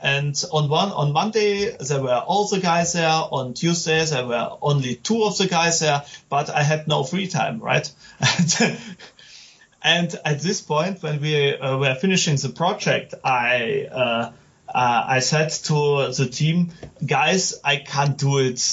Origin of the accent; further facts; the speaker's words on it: Germany; I'm game developer from Germany